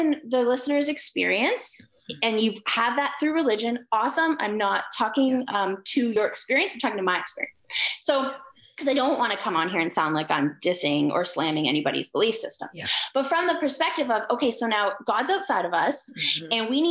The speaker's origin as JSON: {"language": "English", "country": "Canada", "said": "I'm Canadian"}